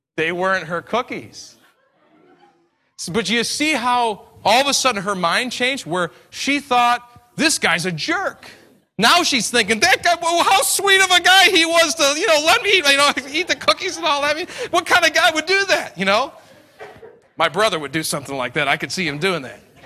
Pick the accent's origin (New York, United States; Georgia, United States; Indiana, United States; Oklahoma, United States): New York, United States; I'm an Italian from New York